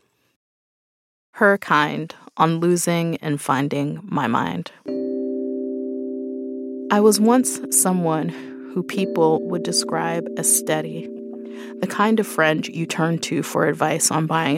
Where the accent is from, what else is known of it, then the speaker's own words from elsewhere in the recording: New York City, New York, United States; I'm a writer born and raised in Brooklyn